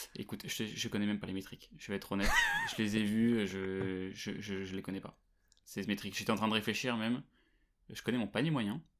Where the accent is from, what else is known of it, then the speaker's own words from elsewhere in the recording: Versailles, Île-de-France, France; j'ai grandi à Versailles